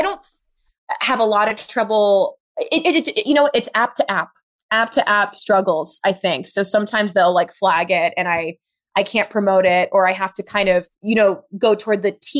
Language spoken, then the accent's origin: English; New York City, New York, United States; I grew up in Harlem, rent controlled apartment